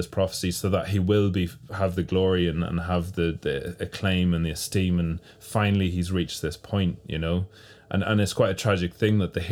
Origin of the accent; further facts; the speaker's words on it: Ireland; my home country and home province